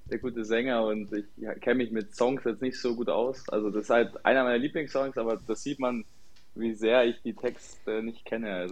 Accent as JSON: {"language": "German", "town": "Putzbrunn", "region": "Bavaria", "country": "Germany", "said": "Ähm, ja, also ich komme ja aus Putzbrunn oder Grasbrunn und mein Vater hat mich halt damals dann ins Training bei Putzbrunn halt in der E-Jugend reingesteckt"}